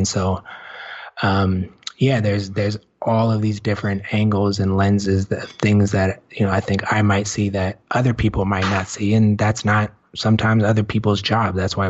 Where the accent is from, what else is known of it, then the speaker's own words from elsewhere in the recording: United States; as an American